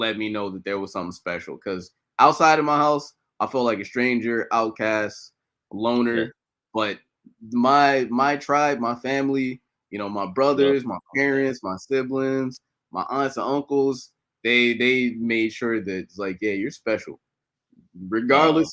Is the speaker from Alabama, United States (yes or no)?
no; Chicago, Illinois, United States; I'm originally born and raised in Chicago. So been here my whole life